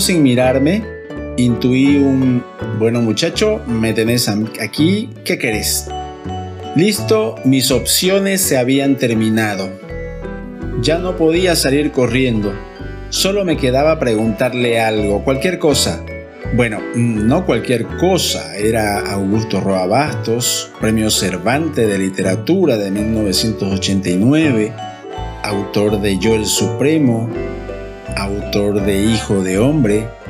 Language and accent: Spanish; Camba, eastern lowlands, Bolivia; un camba muy rural de solo 20 años